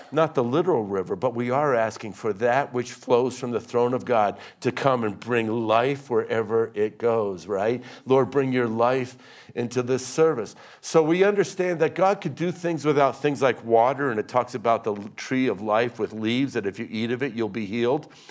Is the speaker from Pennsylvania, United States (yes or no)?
yes; Pennsylvania, United States; I grew up in Pennsylvania where the parking lot of our high school was filled with trucks with gun racks